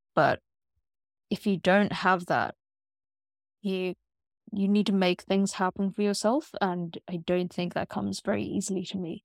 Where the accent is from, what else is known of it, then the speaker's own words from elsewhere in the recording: Pakistan; I am a Pakistani Muslim in tech